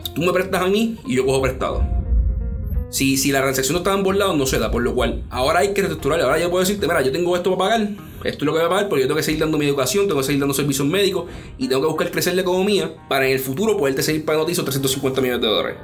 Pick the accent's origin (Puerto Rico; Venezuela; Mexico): Puerto Rico; como puertorriqueños tenemos que unirnos